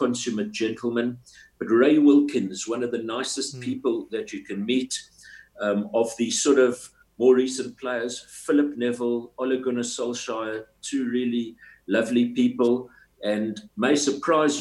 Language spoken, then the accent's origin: English; South Africa; I was from South Africa